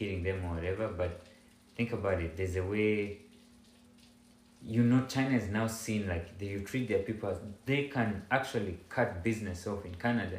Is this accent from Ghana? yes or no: yes; Ghana; I, as a Ghanaian